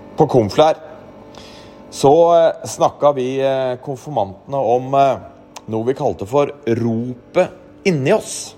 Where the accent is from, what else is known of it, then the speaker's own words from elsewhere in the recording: Norway; vi nordmenn